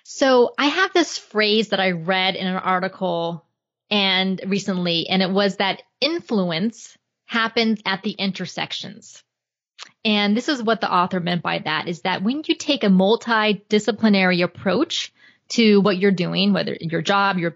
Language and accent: English; Florida, United States; so I was born and raised in Florida. I lived in Atlanta, Georgia for four years when I was going to graduate school at Emory. But other than that, I've lived in Florida my entire life and I love Florida.